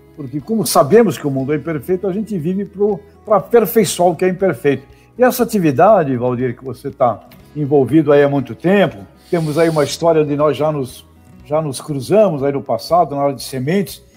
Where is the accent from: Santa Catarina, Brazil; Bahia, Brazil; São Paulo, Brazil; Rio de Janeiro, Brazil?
São Paulo, Brazil; Santos; lá na cidade de Santos, aliás, onde eu nasci. É, e lá eu me criei